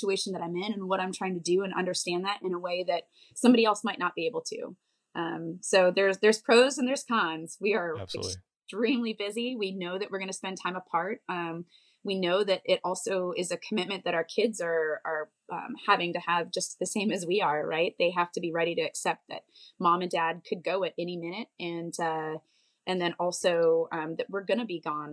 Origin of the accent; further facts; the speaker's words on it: Bozeman, Montana, United States; I grew up in Bozeman, Montana.